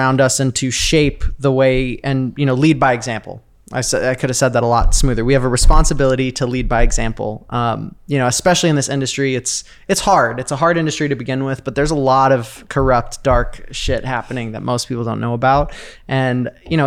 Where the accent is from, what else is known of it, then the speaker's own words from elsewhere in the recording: Sedona, Arizona, United States; now in Los Angeles, United States; I was living in Sedona, Arizona. That's where I grew up.